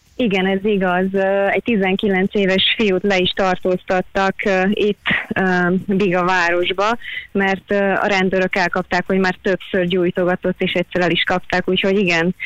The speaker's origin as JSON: {"language": "Hungarian", "country": "Hungary", "moved": "yes", "lives_now": "Australia", "said": "tényleg itt vagyok Ausztráliában, de büszke vagyok arra, hogy magyar vagyok"}